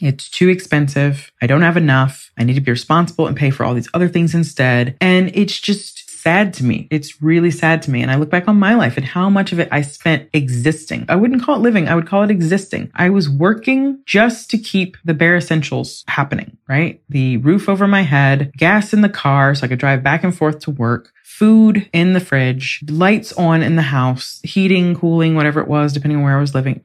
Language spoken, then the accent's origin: English; United States; moved away as an adult; now in England; I'm from the United States, very capitalist, very all about more